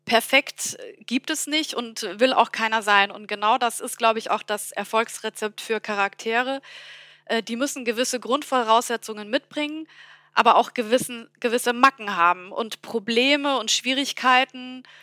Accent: Bavaria, Germany; accent: Bavarian; Ich bin ja gebürtige Fränkin, auch wenn man es nicht hört. Und äh, bin eben auch mit Bayerisch aufgewachsen.

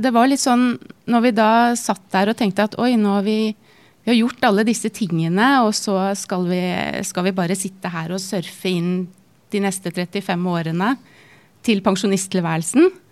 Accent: Norway; moved away as an adult; flytta litt rundt i Norge, og så landet vi til slutt i min hjemby

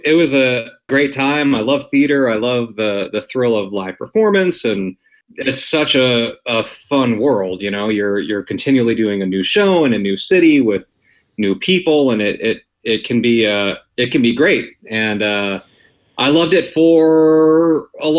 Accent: Wyoming, United States; now in Los Angeles, United States; I actually grew up in Wyoming

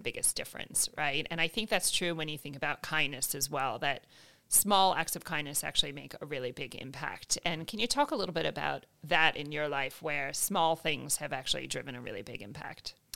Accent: United States; I'm obviously American

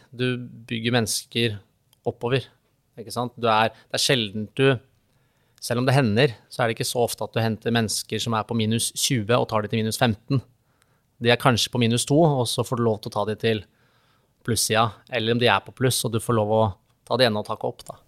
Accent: Vinterbro, Akershus, Norway; vi har akkurat flytta da til eh, hjemstedet mitt, som er eh, Vinterbro ved Tusenfryd

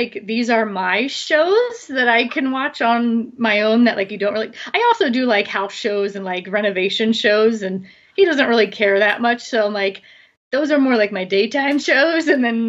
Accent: Philadelphia, Pennsylvania, United States; now in San Diego, United States; Philly area, and I had way too many winters and bad weather, and I decided to save money and pay a lot of money to live in San Diego, where it's warm and sunny most of the time.

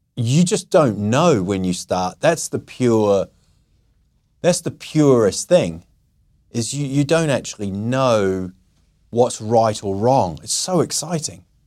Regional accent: New Zealand; moved away as an adult; also born or lived in England; now in Sweden; I was born in England, I grew up in New Zealand, and I've sort of found this niche, I would say, of being the outsider in Sweden

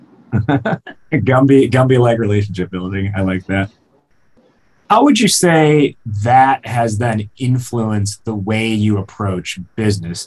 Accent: outside of Chicago, Illinois, United States; I grew up outside of Chicago and I've lived in Chicago since.

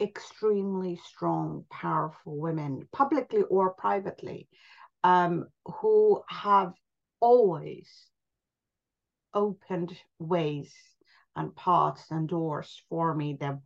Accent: India; also born or lived in Pakistan / New York; now in London, United Kingdom; I grew up in India. I then moved, and my family lived in Pakistan and then in New York.

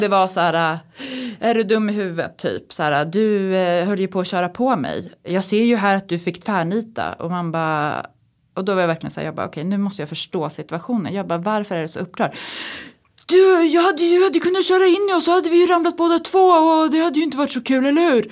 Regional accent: Uppsala, Uppsala County, Sweden; now in Stockholm, Sweden; jag är liksom uppväxt i Uppsala

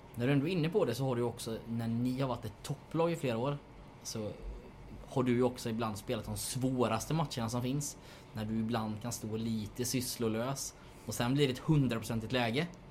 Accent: Jönköping, Jönköping County, Sweden; Jag är från Jönköping

